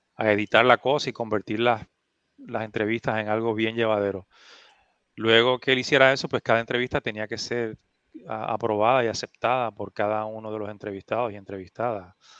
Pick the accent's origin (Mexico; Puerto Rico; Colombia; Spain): Puerto Rico; Adjuntas; un campo de adjuntas, mi pueblo